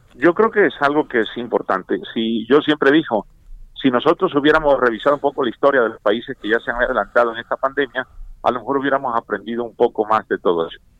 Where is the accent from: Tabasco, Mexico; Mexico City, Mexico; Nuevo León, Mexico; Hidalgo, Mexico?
Tabasco, Mexico; moved away; mi pueblo, a mi mamá y a todos ellos